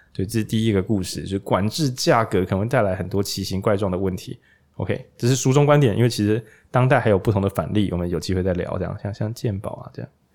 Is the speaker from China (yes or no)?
no; Changhua County, Taiwan; 我们这些就是朴实的彰化人的心中，我们老家有赖和，我们本来就是个社会民主圣地。